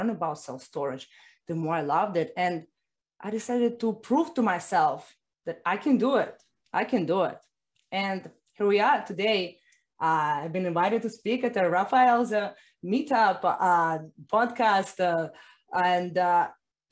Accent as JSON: {"language": "English", "country": "Russia", "tie": "born or raised there", "moved": "yes", "lives_now": "Miami, United States", "said": "I was born in Russia, as you guess, and I've been living right now in Miami."}